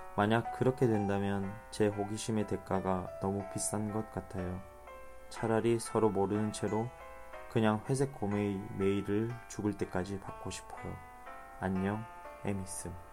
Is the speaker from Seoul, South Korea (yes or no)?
no; Busan, South Korea; moved away; 저는 부산, 제 고향 부산으로 떠납니다